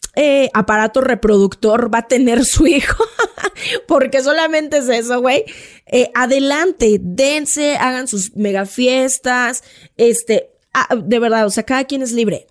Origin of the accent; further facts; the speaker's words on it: Mexico; somos los mexicanos